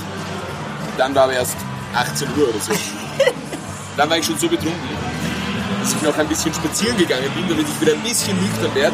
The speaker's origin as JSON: {"language": "German", "town": "Linz", "region": "Upper Austria", "country": "Austria", "said": "ich komme natürlich aus Linz, das hat 200.000 Einwohner. Aber mein kleiner Stadtteil, das ist Pichling"}